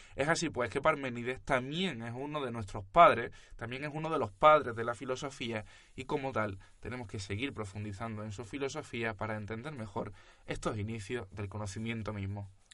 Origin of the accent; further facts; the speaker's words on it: Cádiz, Andalusia, Spain; nosotros, los que os presentamos este proyecto de filosofía, somos gaditanos eh, en España